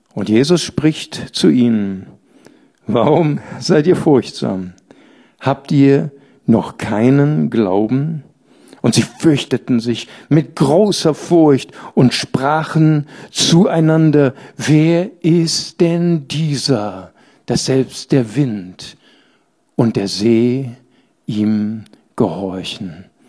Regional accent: Bonn, North Rhine-Westphalia, Germany; Ich komme ja aus dem Rheinland, ich bin aus Bad Godesberg

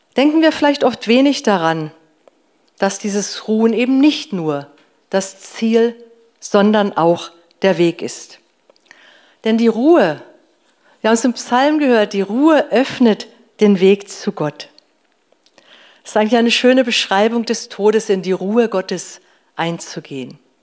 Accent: Northern Germany, Germany; Bei uns zu Hause früher, ich komme aus Norddeutschland

